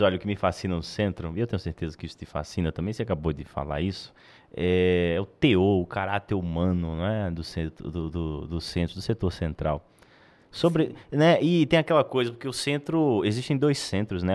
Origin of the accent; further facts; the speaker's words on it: Natal, Rio Grande do Norte, Brazil; now in Goiânia, Brazil; eu sou de Natal e, e vim para Goiânia